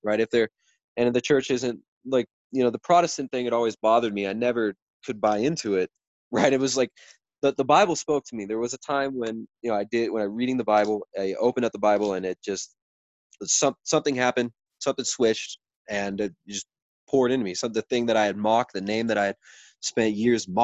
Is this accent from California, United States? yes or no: yes; California, United States; you and I grew up in California